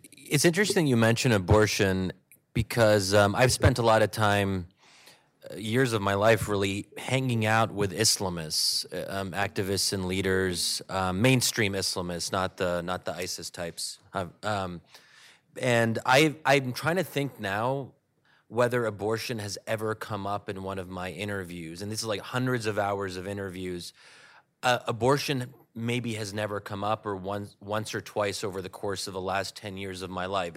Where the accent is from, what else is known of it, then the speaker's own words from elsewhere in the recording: Pennsylvania, United States; my community was in Pennsylvania